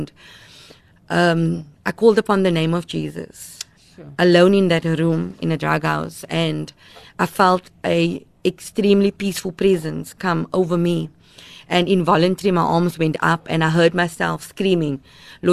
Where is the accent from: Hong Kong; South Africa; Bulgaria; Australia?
South Africa; Cape Town, Western Cape; I grew up in Mitchell's Plain